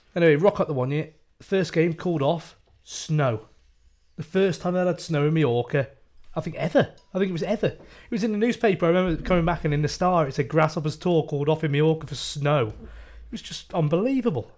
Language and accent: English; Shrewsbury, West Midlands, United Kingdom; I'm from Shrewsbury.